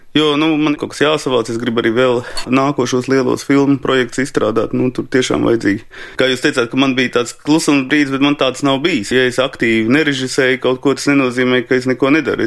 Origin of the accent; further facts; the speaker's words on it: Riga, Latvia; also born or lived in Latgale; es esmu rīdznieks